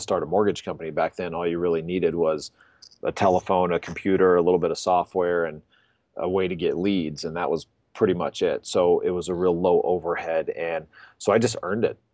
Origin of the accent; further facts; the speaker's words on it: Pensacola, Florida, United States; moved away as an adult; also born or lived in Gainesville, Florida; now in Denver, United States; I grew up in Pensacola